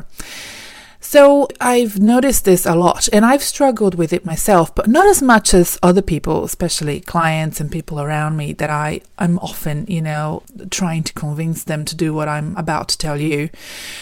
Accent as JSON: {"language": "English", "country": "Brazil", "moved": "as an adult", "lives_now": "Melbourne, Australia", "said": "We're originally from Brazil"}